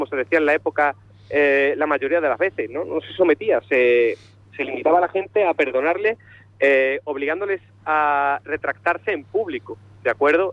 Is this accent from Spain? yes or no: yes; Azuaga, Extremadura, Spain; also born or lived in Andalusia; yo soy extremeño